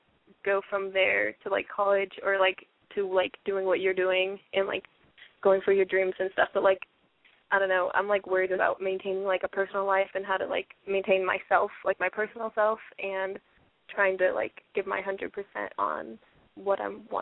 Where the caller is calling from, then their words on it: Seattle, Washington, United States; I'm 17 from Seattle.